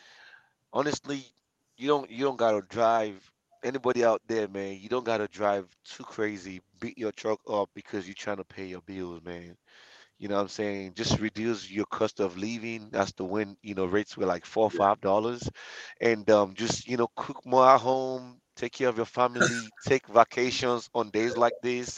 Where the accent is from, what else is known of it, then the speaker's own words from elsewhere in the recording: Nigeria; moved away; I'm African, I'm Nigerian